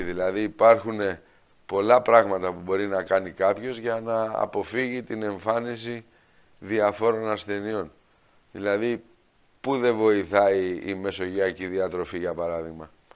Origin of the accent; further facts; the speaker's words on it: Greece; επειδή είμαστε Έλληνες